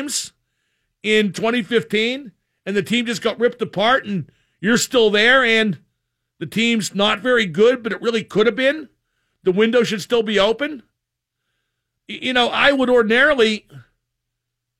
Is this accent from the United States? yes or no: yes; Pittsburgh, Pennsylvania, United States; I'm from Pittsburgh too